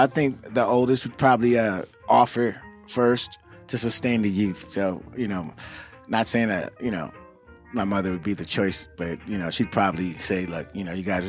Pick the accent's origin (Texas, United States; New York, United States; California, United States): California, United States; Burbank; also born or lived in San Francisco; I grew up in Burbank, so I went to John Muir.